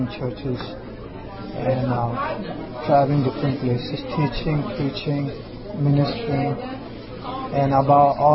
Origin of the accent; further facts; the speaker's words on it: Mumbai, Maharashtra, India; I'm from Bombay, India, and I'm a missionary there